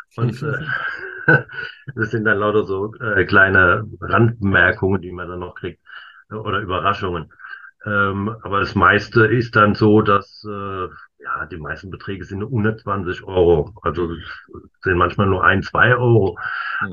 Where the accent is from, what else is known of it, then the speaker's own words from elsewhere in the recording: Worms, Rhineland-Palatinate, Germany; Ich wohne und bin auch geboren in Worms